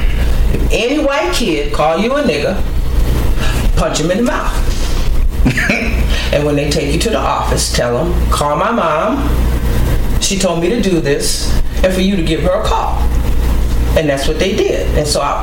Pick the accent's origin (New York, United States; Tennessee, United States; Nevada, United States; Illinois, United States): New York, United States; New York City; moved away; also born or lived in Los Angeles, California / San Francisco, California / Washington, D.C. / Baltimore, Maryland; I was growing up, even in my mom's generation, growing up in New York, in Brooklyn, schools were always integrated